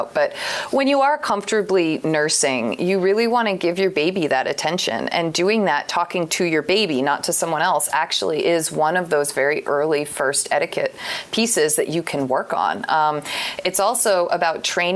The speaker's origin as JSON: {"language": "English", "region": "Vermont", "country": "United States", "said": "I come from Vermont."}